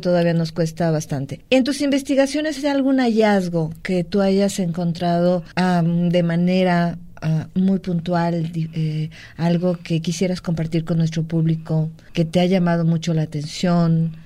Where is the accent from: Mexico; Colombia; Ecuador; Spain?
Mexico; todos somos mexicanos